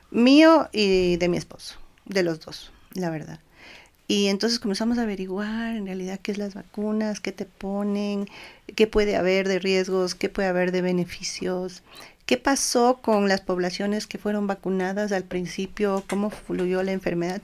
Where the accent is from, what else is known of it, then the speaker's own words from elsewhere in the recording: Ecuador; nosotros como ecuatorianos